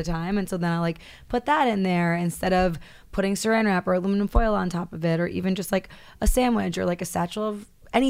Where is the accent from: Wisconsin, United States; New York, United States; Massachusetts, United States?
New York, United States; I'm from New York